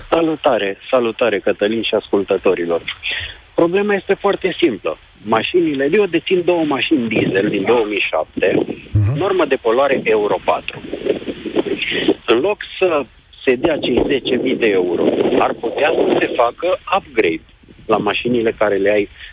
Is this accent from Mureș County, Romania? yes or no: no; Timișoara, Timiș County, Romania; sunt din Timișoara